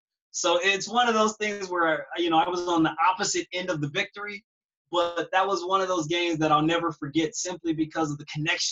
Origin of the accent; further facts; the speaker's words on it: Long Beach, California, United States; I'm from Long Beach Poly, and my quarterback was Chris Lewis.